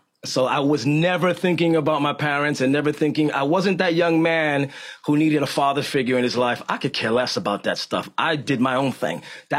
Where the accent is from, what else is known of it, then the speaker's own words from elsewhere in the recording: Bronx, New York, United States; In the Bronx.